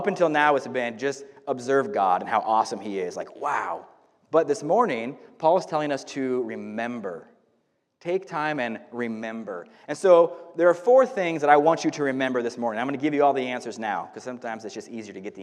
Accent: Northern California, United States; also born or lived in Paradise, California; now in Woodland, United States; I grew up in Northern California my whole life

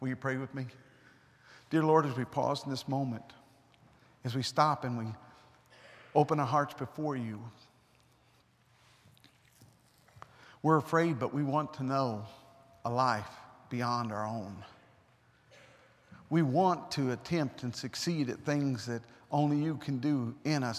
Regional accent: United States; I'm an American

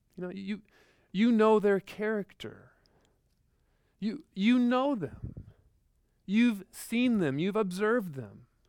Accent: Midwest, United States; growing up in the Midwest, like, like, just tornadoes

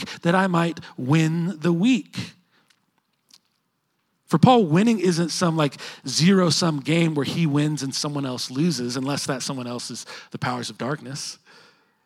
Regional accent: Edmond, Oklahoma, United States; I grew up living in Edmond

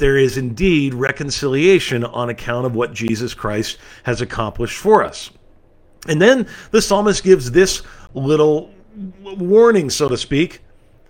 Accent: California, United States; my home state in California

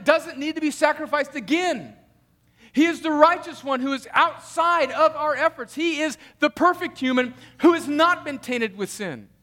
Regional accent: United States; moved away; I grew up on the Mexican border where my high school team had great soccer teams

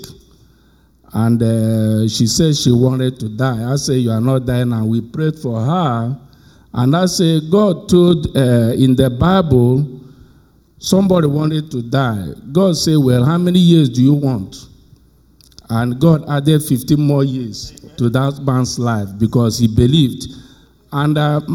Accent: Nigeria; moved away; I was born in Nigeria

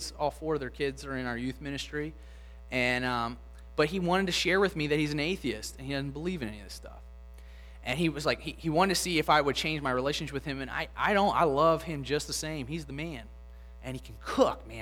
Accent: Lutherville, Maryland, United States; now in Pen Lucy, Baltimore, United States; where I grew up in Lutherville

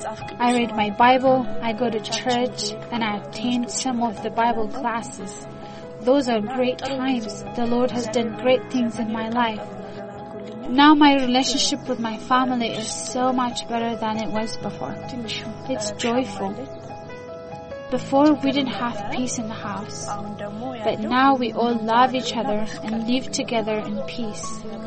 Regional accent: Addis Ababa, Ethiopia; born there; I was born in Addis Ababa. I'm 17 years old.

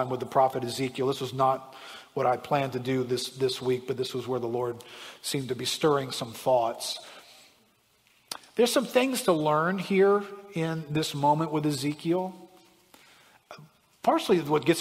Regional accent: United States; being an American

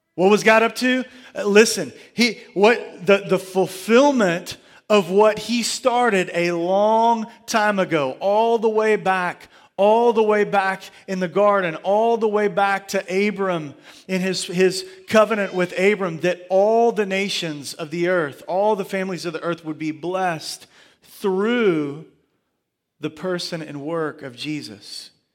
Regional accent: Surfside Beach, Gulf Coast, Texas, United States; as a kid, uh, growing up on, uh, the coast, I, I grew up swimming in the Gulf of Mexico at, at Surfside Beach.

